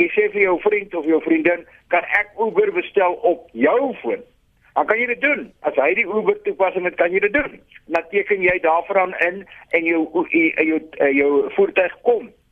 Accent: South Africa; ons as Suid-Afrikaners is gelukkig

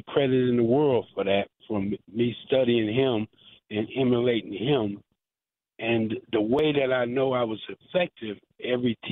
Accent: Wisconsin, United States; I grew up in Wisconsin

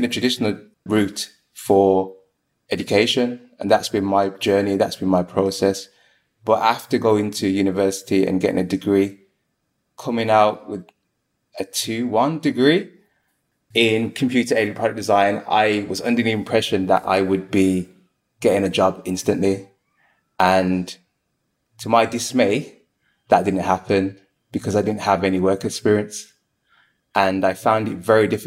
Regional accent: Birmingham, West Midlands, United Kingdom; I am from Birmingham.

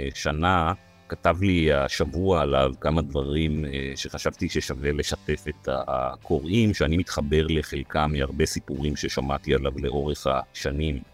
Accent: Israel; אני נולדתי בארץ, חייתי בארץ, אני אמות בארץ

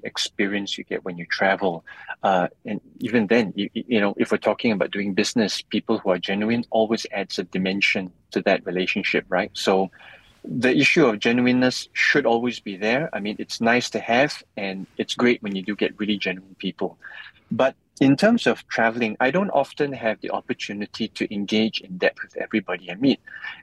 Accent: Malaysia; I'm Malaysian

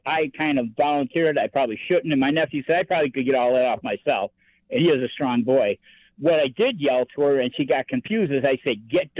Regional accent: Buffalo, New York, United States; also born or lived in Italy; When I moved from Italy to back to Buffalo, when I got out of the Army, because I was stationed in Italy

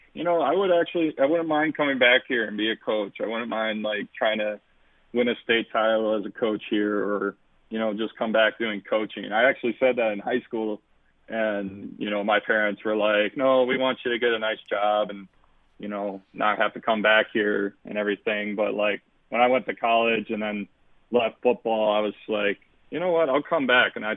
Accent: New Berlin, Wisconsin, United States; I was a kid from New Berlin

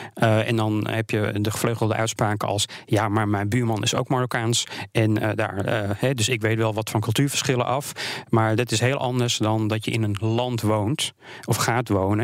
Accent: Netherlands; wij als Nederlanders

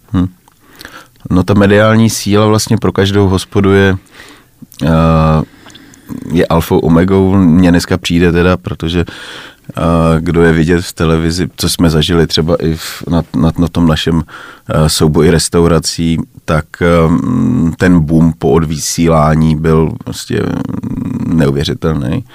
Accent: Czechia; my si asi málo užíváme jako Češi

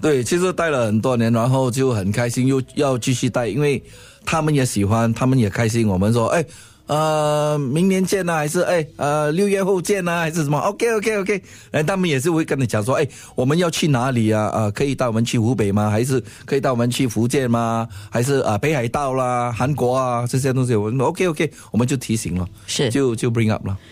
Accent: Singapore; 我新加坡人啊

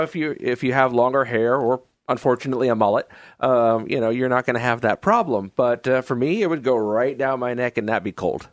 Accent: New York, United States; now in Oregon, United States; I grew up in New York

